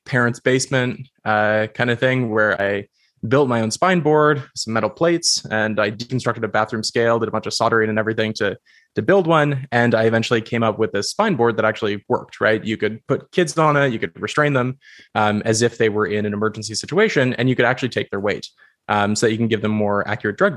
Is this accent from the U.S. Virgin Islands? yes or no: no; Goderich, Ontario, Canada; I grew up in a rural town called Goderich. It's like a small town on the shores